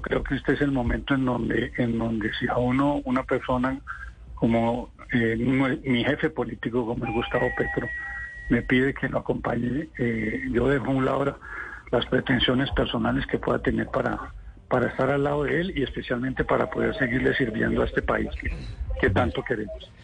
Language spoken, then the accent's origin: Spanish; Líbano, Tolima, Colombia; moved away as an adult; also born or lived in Sweden / Bucaramanga / Ibagué; en el municipio en donde nací, en el Líbano